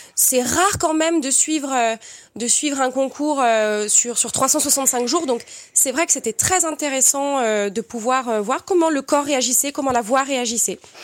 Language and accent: French; Perpignan, Occitania, France; viens de Perpignan, j'ai grandi et j'ai étudié au Conservatoire de Perpignan